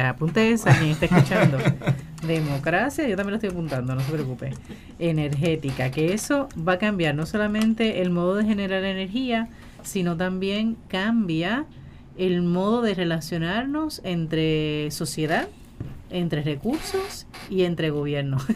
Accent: Puerto Rico; así somos los puertorriqueños.

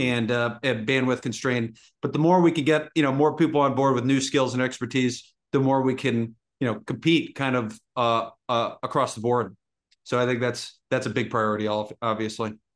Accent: Massachusetts, United States; I grew up in Massachusetts

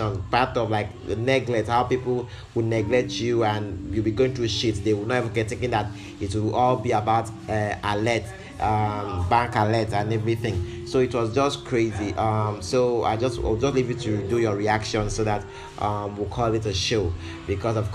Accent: Nigeria; as a Nigerian

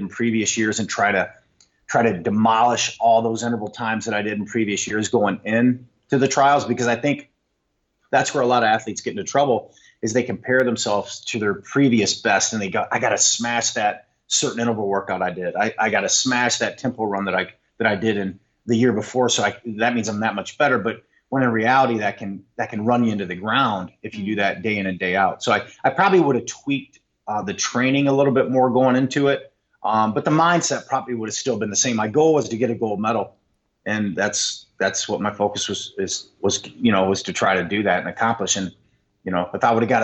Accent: Monroe, Michigan, United States; moved away as an adult; now that I'm back in my hometown, I still have my hometown small here in Monroe, it's 30 miles south of Detroit

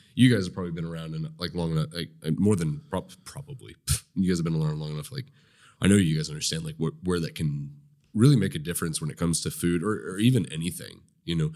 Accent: Nowata, Oklahoma, United States; I grew up in Nowata.

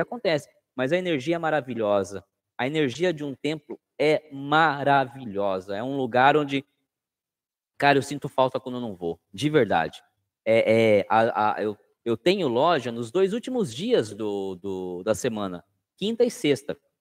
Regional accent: Sorocaba, São Paulo, Brazil; Eu sou do estado de São Paulo, da cidade de Sorocaba

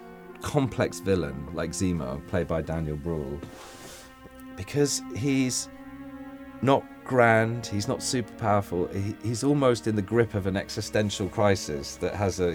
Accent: England, United Kingdom; moved away; I'm English.

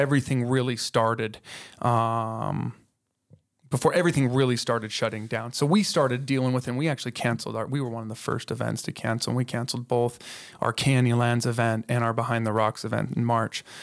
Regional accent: Colorado Springs, Colorado, United States; moved away as an adult; now in Moab, United States; we're from Colorado. So all yeah. the races that we have in Colorado Springs, those are the places I grew up

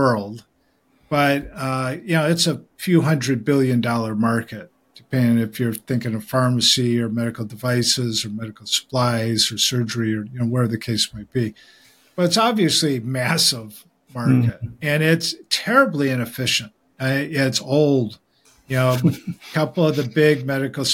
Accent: Michigan, United States; I grew up in Michigan, and my dad was a GM executive.

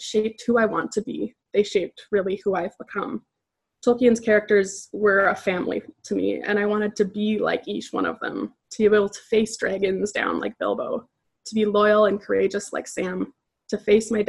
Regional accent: Edmonton, Alberta, Canada; I'm from Edmonton, Alberta, Canada

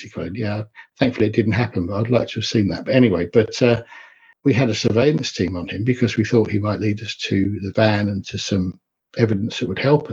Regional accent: Enfield, London, United Kingdom; I grew up in North London in Enfield

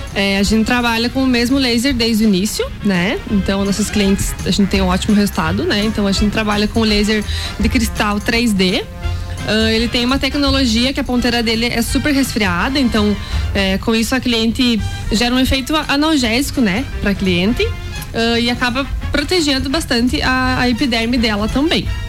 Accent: Campos Novos, Santa Catarina, Brazil; moved away as an adult; now in Lages, Brazil; consegui um trabalho na área, na minha cidade natal, que é Campos Novos

